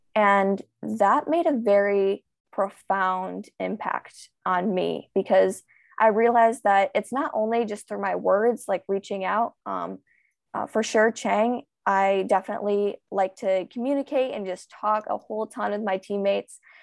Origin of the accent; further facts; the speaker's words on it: United States; I am a swimmer from the United States